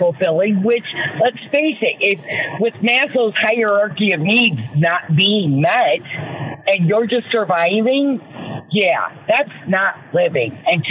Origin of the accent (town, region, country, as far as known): Michigan, United States; accent: Michigander